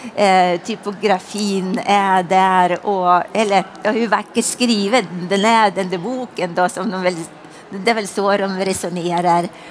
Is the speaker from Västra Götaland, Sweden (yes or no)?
no; Hälsingland, Gävleborg County, Sweden; jag är hälsing. Eh, och kommer ifrån en gammal gård